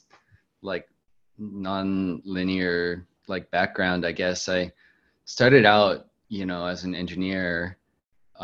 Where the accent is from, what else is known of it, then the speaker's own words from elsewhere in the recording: Maryland, United States; I grew up in Maryland